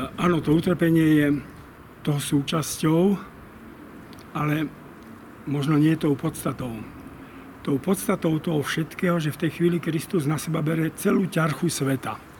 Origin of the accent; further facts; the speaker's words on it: Slovakia; Sme Slováci takí, akí sme